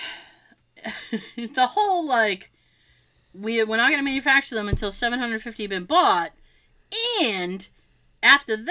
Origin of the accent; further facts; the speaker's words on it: Massachusetts, United States; if you couldn't tell from the glorious accents, we are from Massachusetts.